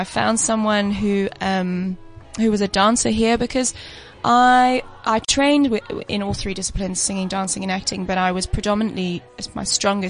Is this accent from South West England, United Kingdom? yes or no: yes; Poole, South West England, United Kingdom; moved away as an adult; also born or lived in London; now in South Africa; I come from Poole in Dorset, in the south.